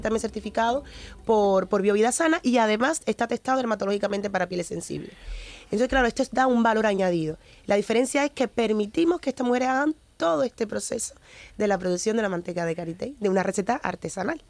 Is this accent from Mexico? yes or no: no; Cuba; born or raised there; moved away; also born or lived in Ghana (ancestry)